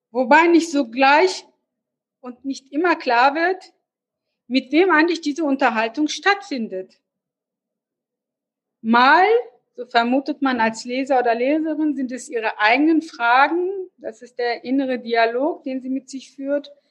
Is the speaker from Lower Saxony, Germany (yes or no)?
yes; Hanover, Lower Saxony, Germany; wollte als ähm, Hannoveranerin, habe mich dann aber doch für Literaturwissenschaft in Hannover entschieden.